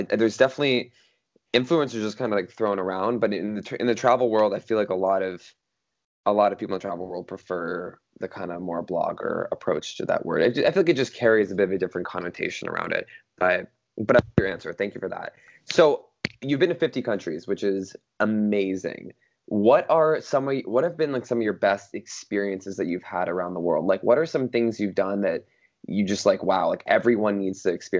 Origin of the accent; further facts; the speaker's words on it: British Columbia, Canada; also born or lived in California; I grew up in British Columbia before I started in California, then I went to British Columbia, and then I went back to the US.